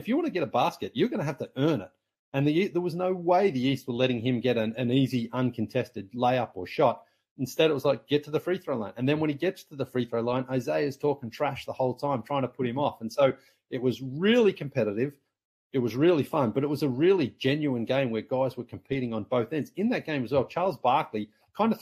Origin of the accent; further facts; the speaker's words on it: Sunbury, Victoria, Australia; moved away as an adult; also born or lived in Toronto; basketball in my hometown. And then even our local team, the Sunbury Jets